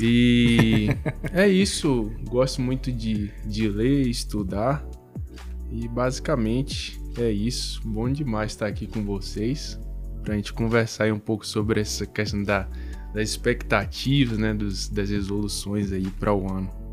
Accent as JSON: {"language": "Portuguese", "region": "Bahia", "country": "Brazil", "said": "eu sou baiano"}